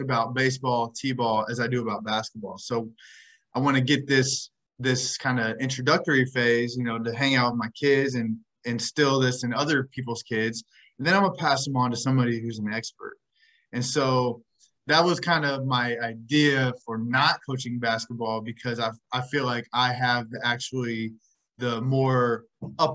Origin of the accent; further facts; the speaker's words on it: Indiana, United States; I'm from Indiana, grew up Pacers fan